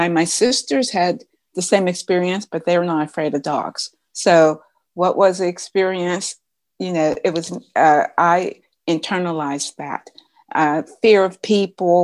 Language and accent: English; Pittsburgh, Pennsylvania, United States; also born or lived in St. Louis, Missouri; I am from Pittsburgh, even though right now I'm in St. Louis, Missouri